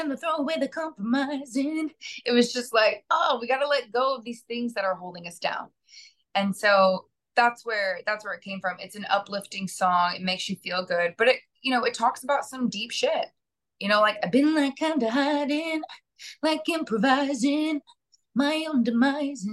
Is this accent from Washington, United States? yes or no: no; Kansas, United States; moved away as an adult; also born or lived in New Jersey; now in New York, United States; I was born in Jersey. And then moved to Kansas as a kid. So, you know, so I grew up, you know, 18, 20 years in the Midwest.